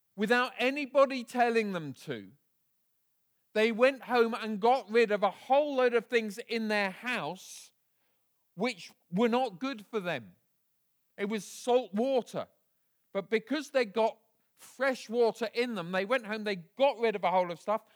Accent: Bedford, East of England, United Kingdom; I was raised in Bedford, a town about fifty miles north of here

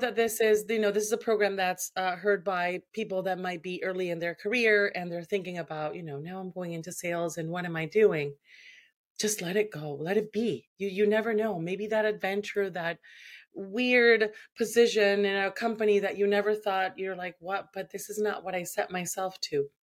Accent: Venezuela; moved away as an adult; now in Canada

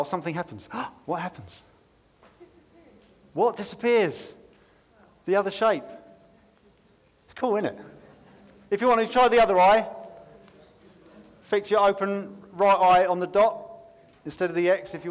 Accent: United Kingdom; we're British

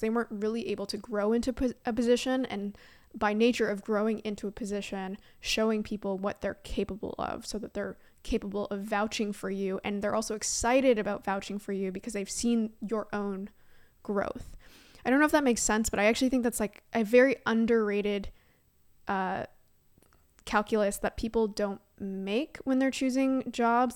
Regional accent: Canada; moved away as an adult; now in San Francisco, United States; I am Canadian at heart

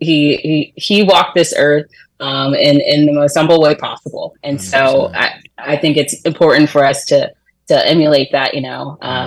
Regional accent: Orlando, Florida, United States; moved away; I'm actually from Orlando

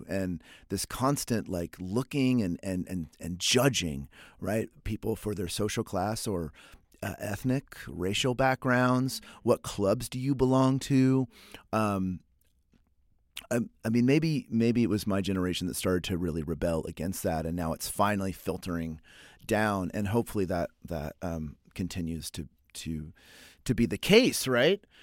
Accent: Oklahoma, United States; also born or lived in Texas; So I was born in Texas and raised in Oklahoma, so y'all comes naturally to me. I grew up yallin' and fixin' to and hollering at people

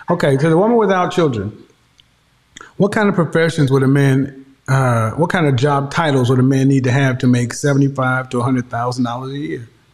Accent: Oklahoma, United States; I'm from Oklahoma

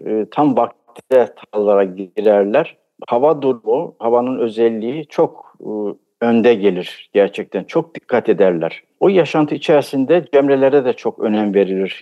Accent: Trabzon, Turkey; ben 1953 yılında Trabzon'da doğdum. Bütün eğitim Trabzon'da geçti.

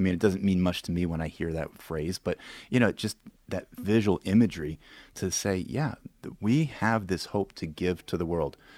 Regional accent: Williamsburg, Virginia, United States; my hometown is Williamsburg, Virginia

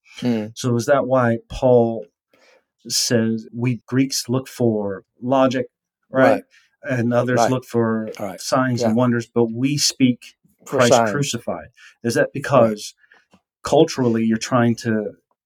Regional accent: United States; me growing up in the United States

